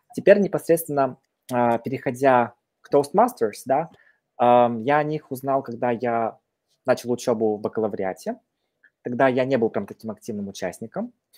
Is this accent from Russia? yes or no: no; Petropavl, North Kazakhstan Region, Kazakhstan; moved away; я родом из Казахстана, северного Казахстана, это недалеко от Омска, России, да, город Петропавловск, казахский Козлжар